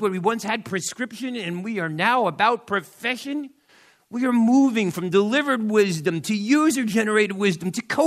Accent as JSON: {"language": "English", "town": "New York City", "region": "New York", "country": "United States", "said": "I am from New York, New York City. This little slice of heaven, the South Bronx, is my home, right there."}